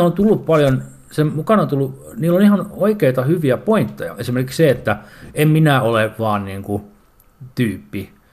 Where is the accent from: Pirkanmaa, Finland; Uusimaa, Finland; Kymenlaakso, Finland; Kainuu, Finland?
Uusimaa, Finland; Porvoo; olen porvoolainen setämies